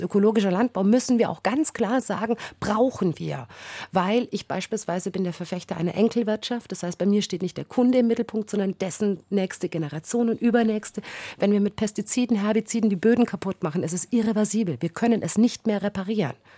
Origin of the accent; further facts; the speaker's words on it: Bavaria, Germany; bei uns in Bayern